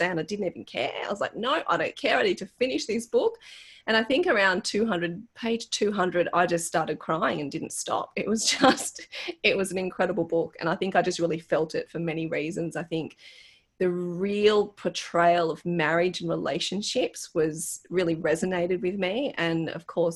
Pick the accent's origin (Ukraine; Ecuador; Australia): Australia; as an Australian